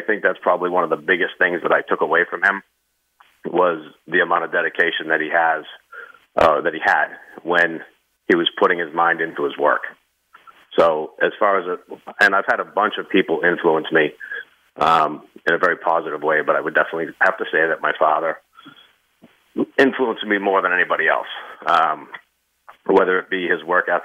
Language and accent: English; Northeast, United States; my hometown is a very, very blue-collar town up in the Northeast